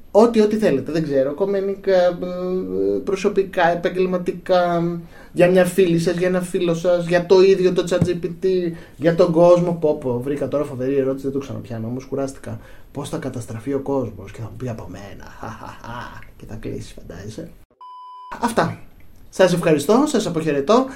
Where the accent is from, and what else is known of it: Greece